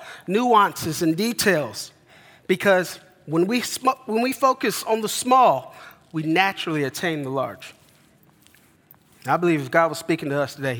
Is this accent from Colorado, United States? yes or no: yes; Denver, Colorado, United States; moved away; I grew up in Denver, Colorado